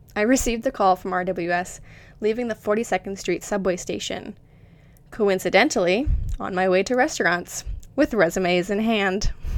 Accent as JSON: {"language": "English", "region": "Florida", "country": "United States", "also_born_or_lived": "New York City", "moved": "as an adult", "lives_now": "England", "said": "I'm originally from Florida and now reside in England with my wonderful husband."}